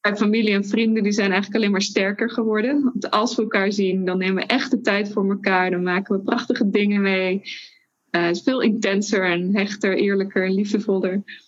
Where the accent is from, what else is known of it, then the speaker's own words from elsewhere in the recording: Netherlands; We komen uit Nederland